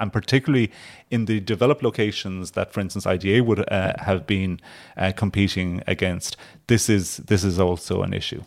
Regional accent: Ardfert, North County Kerry, Munster, Ireland; growing up in Kerry

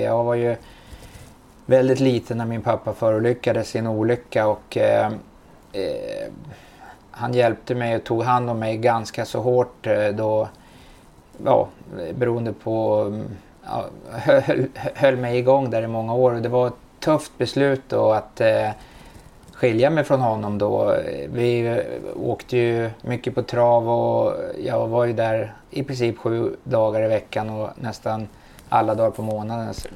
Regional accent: Stockholm, Stockholm County, Sweden; jag är uppfödd i Bromsten

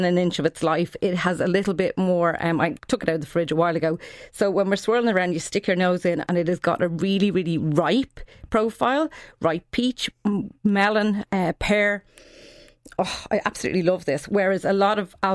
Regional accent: Australia; moved away; I grew up in Australia

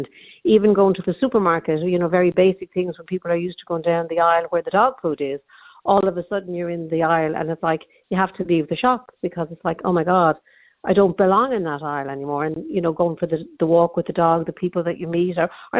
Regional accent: Ireland; I can only talk from an Irish context because I'm Irish

